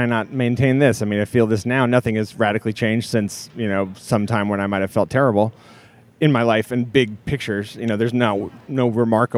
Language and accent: English; Seattle, Washington, United States; I was born in Seattle, and I grew up in Seattle and the Seattle suburbs most of my life.